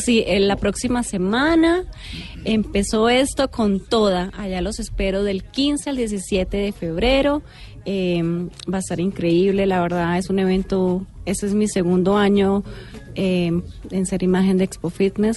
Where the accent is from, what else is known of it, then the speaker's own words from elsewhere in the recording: Colombia; also born or lived in Venezuela; Nací en Venezuela, pero me crié en Colombia